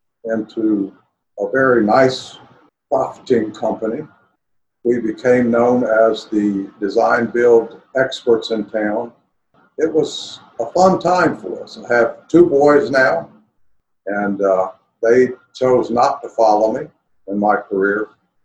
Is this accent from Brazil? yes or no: yes; Brazil; My father was called to the mission field, so I grew up in Brazil.